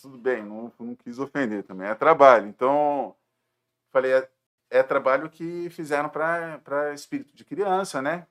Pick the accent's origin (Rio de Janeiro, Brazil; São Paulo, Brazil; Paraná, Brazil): Rio de Janeiro, Brazil; moved away as an adult; now in Jundiaí, Brazil; Eu sou do Rio de Janeiro, mas a minha família é toda daqui de Jundiaí